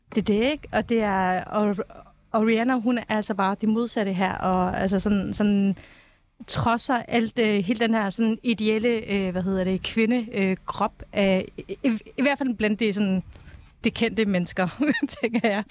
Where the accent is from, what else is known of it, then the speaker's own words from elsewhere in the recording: Afghanistan; now in Denmark; Afghanistan var mit fødeland